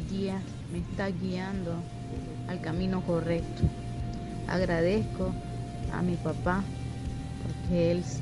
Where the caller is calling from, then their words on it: Santa Fe, Argentina; Ciudad de las Muchas Aguas, Santa Fe.